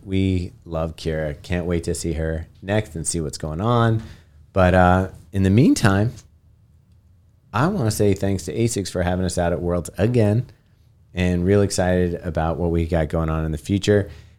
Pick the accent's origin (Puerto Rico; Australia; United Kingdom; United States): Australia; accent: Australian; It's a slightly different accent than my Australian accent.